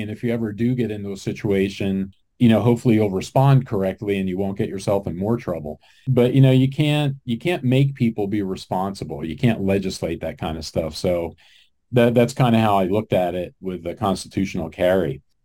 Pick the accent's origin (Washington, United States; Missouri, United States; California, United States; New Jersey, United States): New Jersey, United States; moved away; I grew up in New Jersey, so I was just back there a couple of weeks ago visiting my mom.